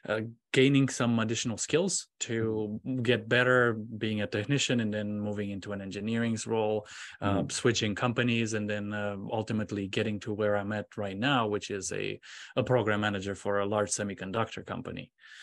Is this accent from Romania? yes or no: yes; Romania; moved away as an adult; now in United States; I'm originally from Romania, and I went to school in Romania studying electronics. And I moved here to the United States in 2003.